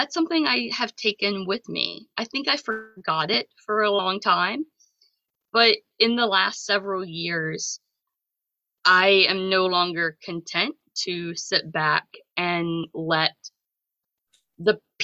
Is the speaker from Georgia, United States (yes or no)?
yes; south of Atlanta, Georgia, United States; moved away as an adult; now in Massachusetts, United States; I grew up in Georgia, kind of south of Atlanta in a more rural area